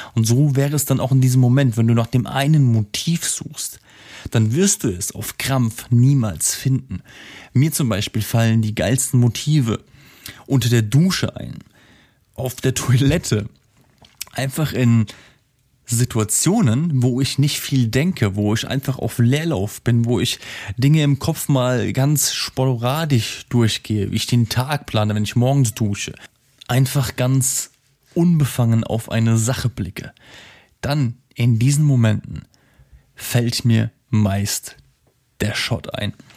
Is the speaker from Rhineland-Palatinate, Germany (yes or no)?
yes; Simmern, Rhineland-Palatinate, Germany; moved away; meiner alten Heimat in Simmern